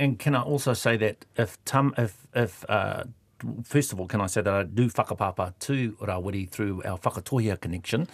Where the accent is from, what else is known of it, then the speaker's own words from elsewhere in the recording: Eastern Bay of Plenty, New Zealand; I was brought up in the Eastern Bay Plenty